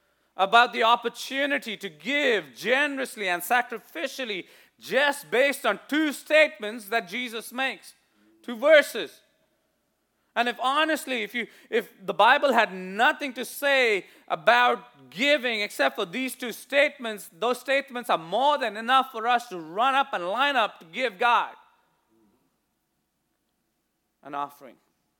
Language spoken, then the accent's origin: English; India; growing up in India, you see this quite a lot. If you've seen sometimes when I wear my Indian outfit, what you call a kameez, you know, the salwar kameez